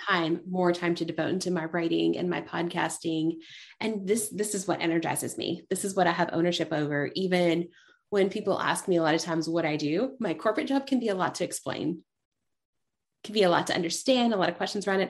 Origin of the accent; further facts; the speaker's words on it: East Tennessee, United States; growing up in East Tennessee